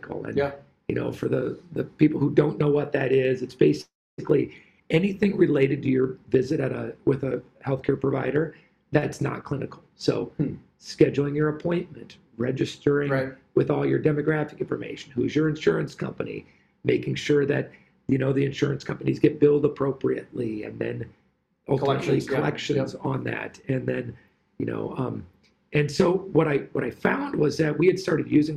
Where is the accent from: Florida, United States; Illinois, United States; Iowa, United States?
Iowa, United States; I enjoyed growing up in Iowa